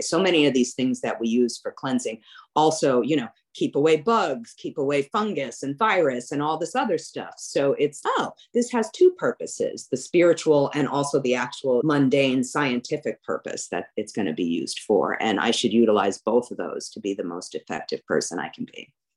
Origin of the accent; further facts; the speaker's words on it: New York City, New York, United States; now in New Orleans, United States; I grew up in New York City, right next to the Verrazano Bridge